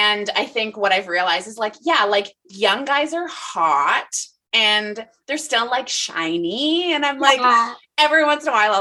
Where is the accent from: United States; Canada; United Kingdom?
Canada; Guelph, Ontario; I grew up in Guelph